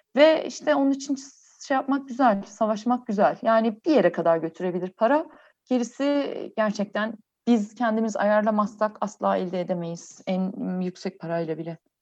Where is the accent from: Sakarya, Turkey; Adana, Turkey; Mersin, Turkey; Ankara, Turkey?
Ankara, Turkey; bizde Ankara'da şey var